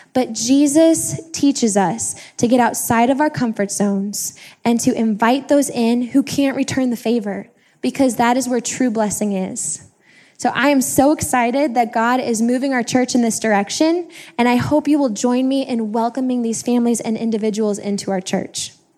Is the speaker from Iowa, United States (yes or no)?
no; Kirkwood, Missouri, United States; I'm from the Kirkwood area